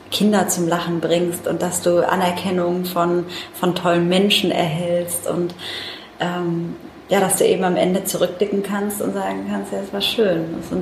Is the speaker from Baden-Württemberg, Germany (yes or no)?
yes; Mannheim, Baden-Württemberg, Germany; ich bin äh, Mannheimerin, deswegen schön, dass du nach Mannheim gekommen bist.